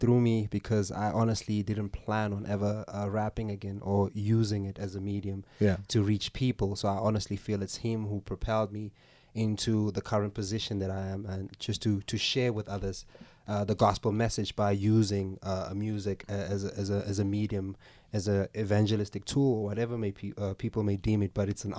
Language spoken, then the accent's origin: English; El Dorado Park, Gauteng, South Africa; now in Boksburg, South Africa; I hail out of the East Rand now, currently living in Boksburg, but I'm originally from El Dorado Park, yeah.